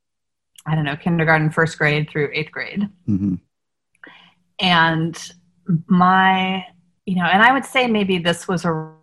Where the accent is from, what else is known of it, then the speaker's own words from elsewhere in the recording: Washington, District of Columbia, United States; Like, because I grew up in the Washington, D.C. area, we sang at the Kennedy Center at Christmas time.